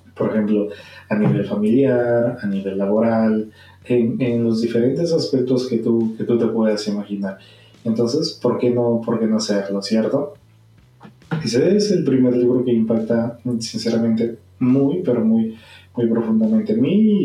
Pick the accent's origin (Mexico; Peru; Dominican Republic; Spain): Peru; peruano de nacimiento